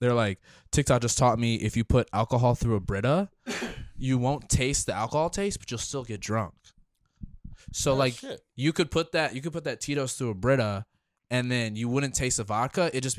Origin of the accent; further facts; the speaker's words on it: Detroit, Michigan, United States; now in Fort Worth, United States; I'm from Detroit